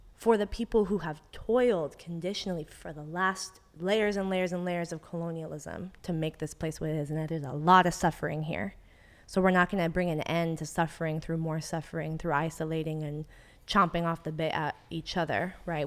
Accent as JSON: {"language": "English", "area": "the Bay Area", "region": "California", "country": "United States", "tie": "born or raised there", "said": "I'm really proud of being from the Bay. I'm born and raised here"}